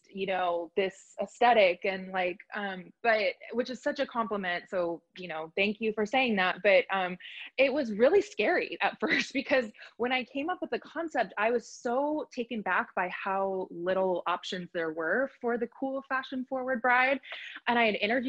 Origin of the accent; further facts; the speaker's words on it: Bay Area, San Francisco area, California, United States; now in Los Angeles, United States; I currently reside in Los Angeles, but I'm from the Bay Area, like San Francisco area